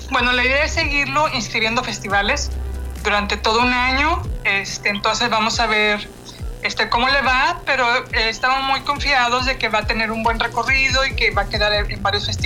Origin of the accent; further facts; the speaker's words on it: Coahuila, Mexico; also born or lived in Nuevo León; yo también soy originaria de Coahuila.